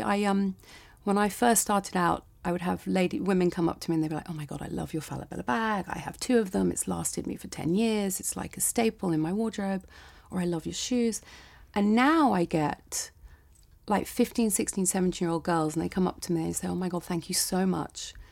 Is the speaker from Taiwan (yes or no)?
no; United Kingdom; I'm British